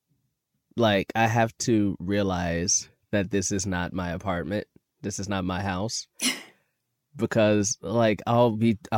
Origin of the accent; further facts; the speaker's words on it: Chicago, Illinois, United States; I grew up in Chicago